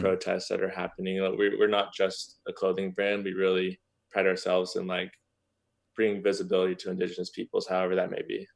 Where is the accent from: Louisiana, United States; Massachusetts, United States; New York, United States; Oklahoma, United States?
Oklahoma, United States; Norman; moved away as an adult; also born or lived in Boulder, Colorado; now in Los Angeles, United States; I grew up in Norman, Oklahoma, just about twenty minutes south of there.